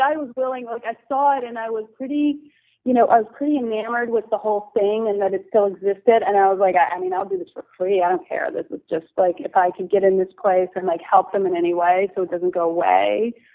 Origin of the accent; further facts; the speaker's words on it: New Jersey, United States; moved away as an adult; also born or lived in Syracuse, New York; I'm from the East Coast originally, and um, I grew up in New Jersey